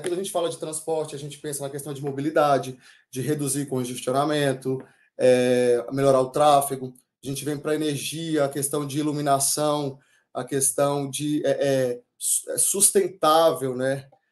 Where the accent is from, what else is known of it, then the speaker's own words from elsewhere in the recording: Cocos, Bahia, Brazil; nasci na Bahia, em Cocos